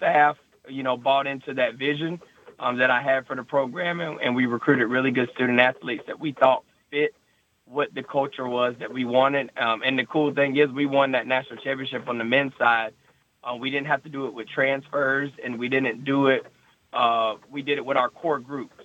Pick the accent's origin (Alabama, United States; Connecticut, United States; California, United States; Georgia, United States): Georgia, United States; Thomasville; moved away as an adult; also born or lived in Rome, Georgia / Melbourne, Florida; I'm originally from Thomasville, Georgia. So it's just north of Tallahassee, Florida. So I grew up in South Georgia